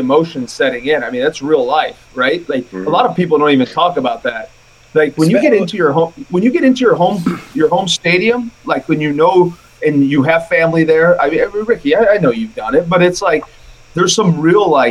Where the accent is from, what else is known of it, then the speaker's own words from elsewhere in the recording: St. Louis, Missouri, United States; I grew up in St. Louis